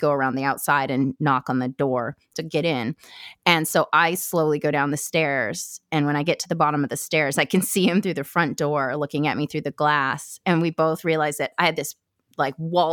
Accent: Vancouver Island, British Columbia, Canada; also born or lived in Campbell River, British Columbia / Duncan, British Columbia; I am from Vancouver Island in BC. So I'm Canadian. And I lived in a really small town growing up, a couple of them actually, kind of up and down the island

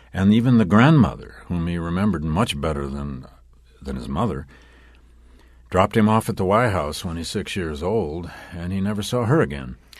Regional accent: Flint, Michigan, United States; also born or lived in Wisconsin; I spent seven years in my hometown of Flint, Michigan, as a public school teacher

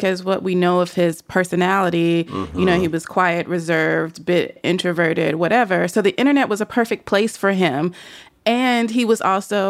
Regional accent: Nashville, Tennessee, United States; what was his favorite thing about Nashville, my hometown.

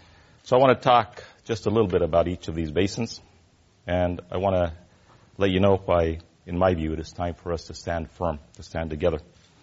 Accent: San Luis Valley, southern Colorado, United States; I grew up in the San Luis Valley, as I said earlier, in southern Colorado, about 300 miles south of the city of Denver, Colorado. My family has farmed and ranched those same lands and those same soils for now over 150 years.

